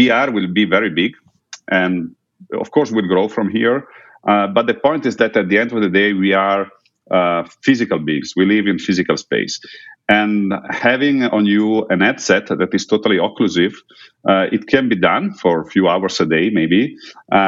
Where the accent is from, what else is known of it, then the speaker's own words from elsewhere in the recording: Udine, Friuli-Venezia Giulia, Italy; in Udine, my hometown here in Italy